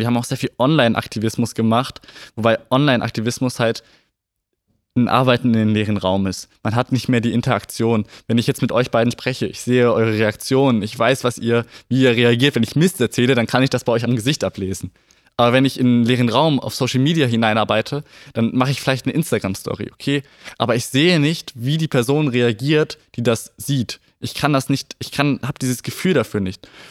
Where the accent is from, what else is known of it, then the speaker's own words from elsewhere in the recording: Gifhorn, Lower Saxony, Germany; Ja, ich bin Gifhorner. Ich bin vor 17 Jahren in Gifhorn geboren und ähm, wohne auch schon immer in Gifhorn